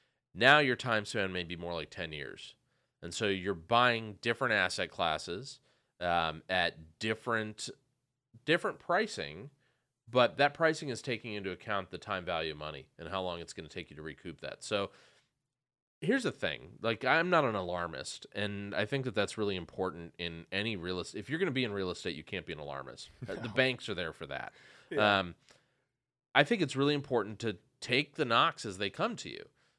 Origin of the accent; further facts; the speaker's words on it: St. Paul, Minnesota, United States; I grew up in St. Paul.